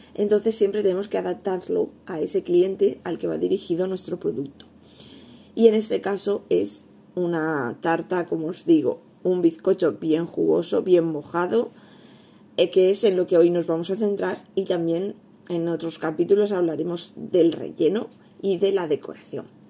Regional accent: Elda, Valencian Community, Spain; en la zona de Alicante, donde yo vivo, en Elda, yo soy de Elda

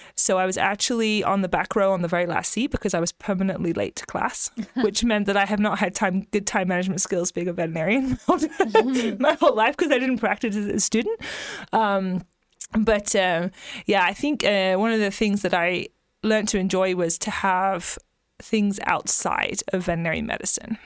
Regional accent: England, United Kingdom; moved away as an adult; also born or lived in Kansas; now in Texas, United States; I grew up in a very rural area in England

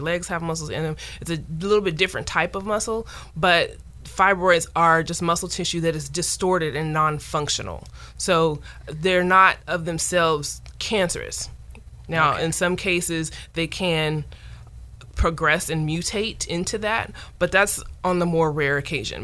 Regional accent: Modesto, California, United States; also born or lived in Sacramento, California; I've born and raised in California, from Modesto, grew up in Modesto and left for school and came back, and this is my area.

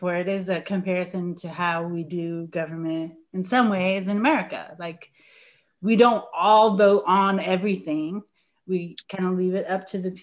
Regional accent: New York, United States; I grew up in New York

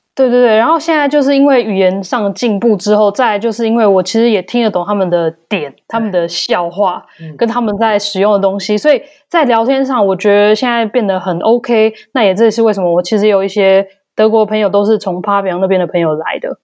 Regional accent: Taiwan; moved away as an adult; now in Germany; 像我啦、嗯哼。台湾人

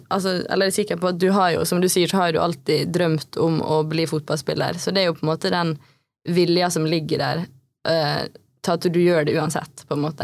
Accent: Ålesund, Møre og Romsdal, Norway; Vi har jo på en måte vokst opp eh, på samme sted. Vi er begge fra Spjelkavik.

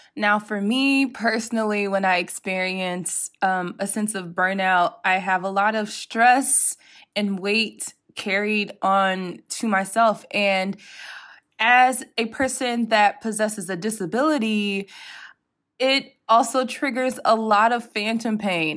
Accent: United States; moved away as an adult; now in Europe; being an American and living in Europe and living within the E U

